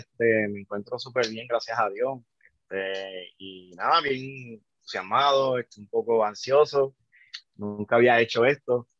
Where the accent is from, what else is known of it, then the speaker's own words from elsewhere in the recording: Yabucoa, Puerto Rico; moved away as an adult; now in Chicago, United States; yo soy, soy de Yabucoa, Puerto Rico, ya de, del este, nací, sí, nací en Chicago, este, me fui a los nueve años para Puerto Rico